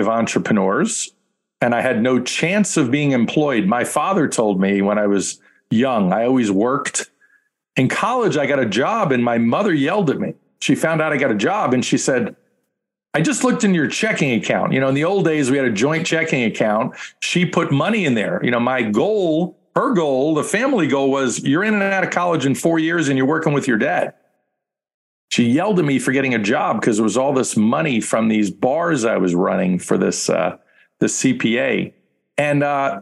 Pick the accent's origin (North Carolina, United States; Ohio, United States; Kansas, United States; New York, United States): New York, United States; I'm a guy from New York